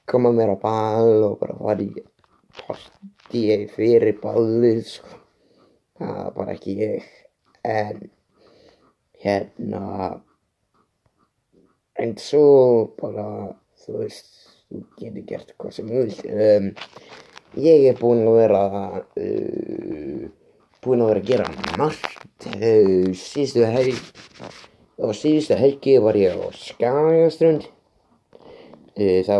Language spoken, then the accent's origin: Icelandic; Iceland; ég er 25 ára gammal, ég er uppalinn á Skarsund eins og því ég sagði aðan.